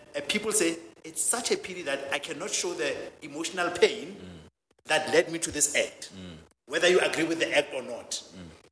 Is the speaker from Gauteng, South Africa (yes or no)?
yes; Soweto, Gauteng, South Africa; also born or lived in a village; I grew up in a village. I was born in a village, I've, and the dynamics are different, and the gender dynamics are different. And I've grew, I grew up in Soweto, which is a township.